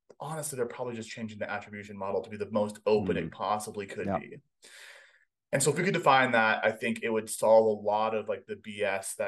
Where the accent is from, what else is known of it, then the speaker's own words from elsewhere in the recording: Hawaii, United States; moved away as an adult; I grew up in Hawaii